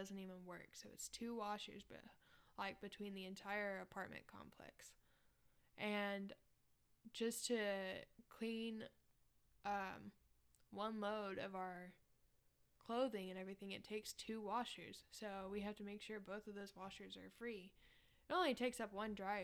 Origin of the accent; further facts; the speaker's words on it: Arkansas, United States; moved away; we're from Arkansas